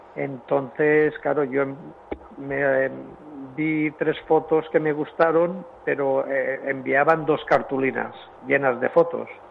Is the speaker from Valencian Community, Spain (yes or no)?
yes; Villarreal, Valencian Community, Spain; mi pueblo de Villarreal